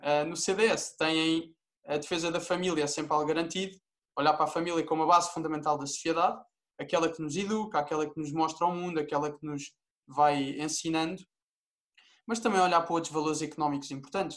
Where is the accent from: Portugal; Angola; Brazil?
Portugal; eu sou português